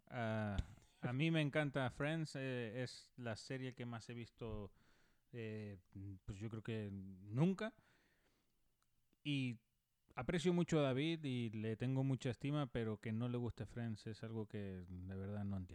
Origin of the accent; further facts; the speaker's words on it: Canary Islands, Spain; accent: Canarian; also born or lived in Mexico; que hablo como peninsular, que los de la península me dicen que soy canario y eh, ahora que después de vivir cinco años en México dicen que tengo acento mexicano.